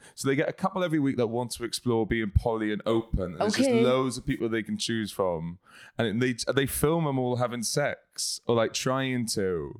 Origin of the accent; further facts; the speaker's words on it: Tydfil, the Valleys, Wales, United Kingdom; Wales. I'm from Tidville.